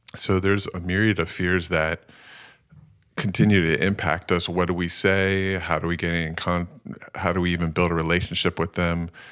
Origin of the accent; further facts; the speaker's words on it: Phoenixville, Pennsylvania, United States; also born or lived in Lancaster, Pennsylvania; I grew up in Phoenixville